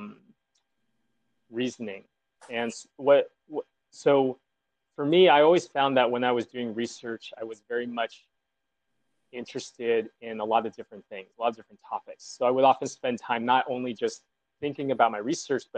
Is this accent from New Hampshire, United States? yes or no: no; Southern California, United States; I grew up in Southern California